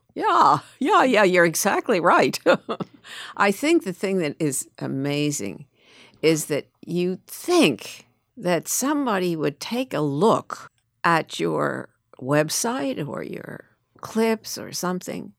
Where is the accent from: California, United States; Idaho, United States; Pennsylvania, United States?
Pennsylvania, United States; Philadelphia; born or raised there